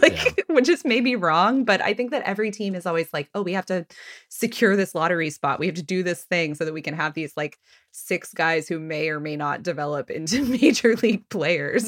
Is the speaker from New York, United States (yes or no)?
no; Texas, United States; also born or lived in Washington, D.C.; now in Philadelphia, United States; I'm from Texas.